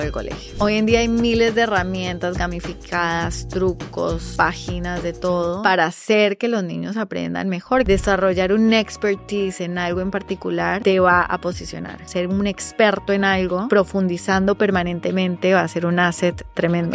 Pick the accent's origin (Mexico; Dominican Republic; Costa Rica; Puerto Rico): Costa Rica; moved away as an adult; also born or lived in Medellín, Colombia / New York, United States; now in Peru; soy originalmente de Medellín, eh, nací allá, eh, me mudé con, mi, nos mudamos, mi familia inmediata, a Costa Rica. Crecí en Costa Rica